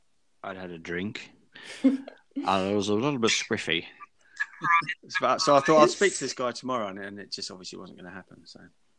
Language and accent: English; London, United Kingdom; I'm from London, actually.